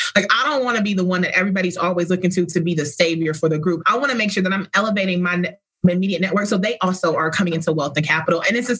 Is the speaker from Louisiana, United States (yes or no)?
no; Atlanta, Georgia, United States; Riding past Spelman every Sunday and then being in Girl Scouts, going up there and doing things at the college and watching Blackness in motion was real growing up in Atlanta.